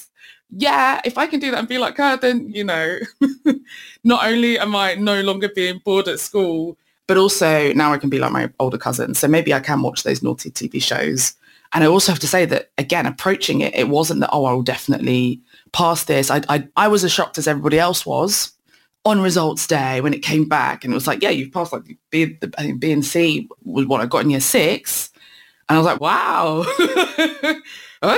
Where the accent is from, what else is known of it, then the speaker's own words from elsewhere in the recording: London, United Kingdom; I grew up in East London